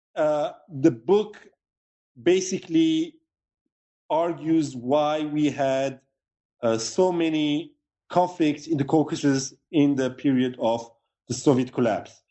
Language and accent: English; Beirut, Beirut Governorate, Lebanon; moved away as an adult; also born or lived in Yerevan, Armenia; now in Geneva, Switzerland; originally, I'm born in Beirut, Lebanon. I'm Lebanese Armenian. Um, I grew up in Lebanon during the, the war there, the 15 years of war